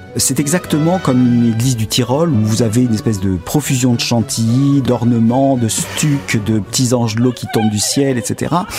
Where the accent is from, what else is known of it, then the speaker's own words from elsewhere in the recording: Aix-en-Provence, Provence-Alpes-Côte d'Azur, France; also born or lived in Avignon; je suis provençal d'origine, je suis né à Avignon, j'ai grandi à Aix-en-Provence